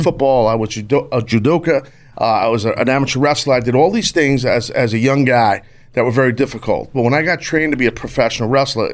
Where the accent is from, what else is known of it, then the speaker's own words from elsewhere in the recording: New York, United States; I born and raised in New York, if you couldn't tell from my accent